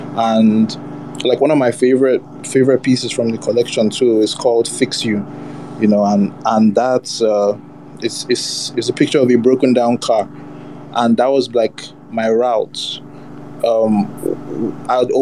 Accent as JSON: {"language": "English", "region": "Lagos", "country": "Nigeria", "tie": "born or raised there", "also_born_or_lived": "Abuja", "said": "I grew up in Lagos, most of my life in Lagos"}